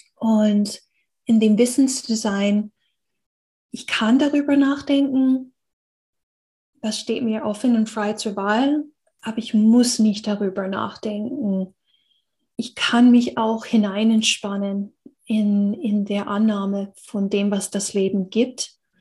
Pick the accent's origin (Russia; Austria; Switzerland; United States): United States; German is a second language; moved away; ich bin in einer Gesellschaft aufgewachsen in Amerika